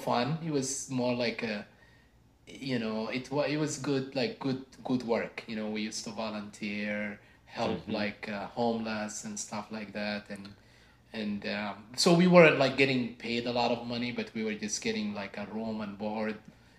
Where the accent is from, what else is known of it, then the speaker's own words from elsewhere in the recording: Sudan; English is a second language; moved away as an adult; now in United States; I originally come from north, you could say northeast Africa, from Sudan. And I was born and raised there. I moved to the US when I was 18